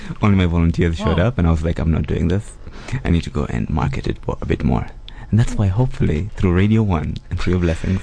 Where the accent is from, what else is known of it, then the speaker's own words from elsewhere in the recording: Dar es Salaam, Tanzania; moved away; I am from Dar es Salaam, Tanzania